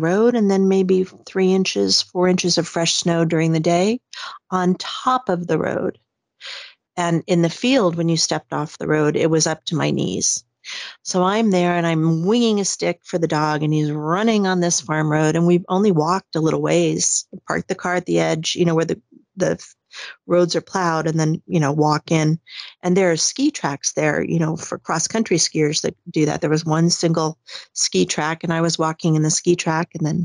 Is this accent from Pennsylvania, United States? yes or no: no; Arizona, United States; moved away as an adult; now in Sweden; I'm originally from Arizona.